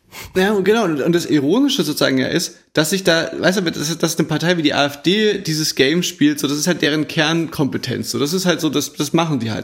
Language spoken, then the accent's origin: German; East Germany, Germany; wir sind ja auch im Osten aufgewachsen